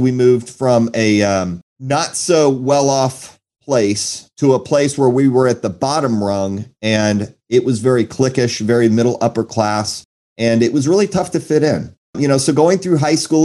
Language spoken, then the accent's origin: English; Houston, Texas, United States; also born or lived in Naperville, Illinois / Chicago, Illinois; originally I was born in Illinois, and it's a suburb of Chicago, if you know where Naperville is, and moved to the south side of Chicago. My parents divorced at 4 years old, so my dad chose to stay in Illinois, and my mom and my sister and I moved to Houston, Texas